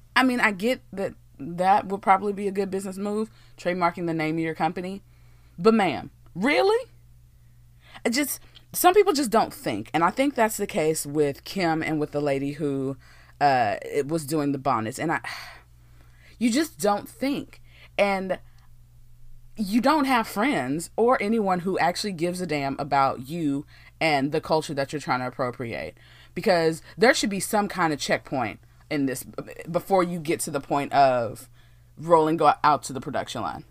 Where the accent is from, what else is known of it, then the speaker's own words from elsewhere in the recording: Texas, United States; I'm from Texas, born and raised in Texas